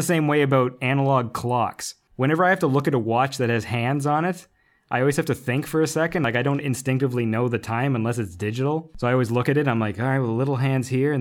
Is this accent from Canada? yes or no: yes; Canada; I'm Canadian, the second language is French